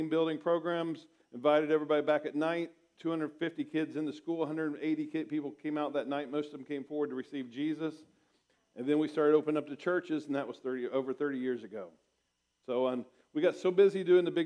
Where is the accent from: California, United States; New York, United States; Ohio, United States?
Ohio, United States; Portsmouth; moved away as an adult; now in Springfield, United States; I came home from Bible college in my hometown of Portsmouth, Ohio